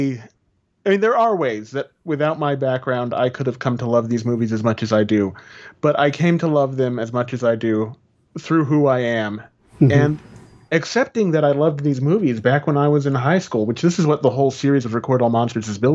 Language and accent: English; United States; I'm Mexican and I am from America, but I am of Mexican descent.